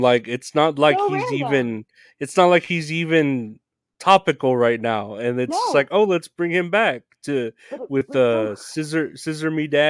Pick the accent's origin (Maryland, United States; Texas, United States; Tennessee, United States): Texas, United States; San Antonio; I'm from San Antonio.